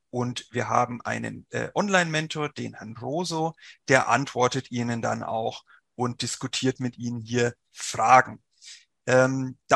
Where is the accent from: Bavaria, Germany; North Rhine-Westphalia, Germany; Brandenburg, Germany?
Bavaria, Germany; accent: Franconian; Sie werden es vielleicht hören, ich komme nicht aus Nordrhein-Westfalen, sondern aus dem wunderschönen Frankenland. Deswegen rollt mein R auch ein bisschen.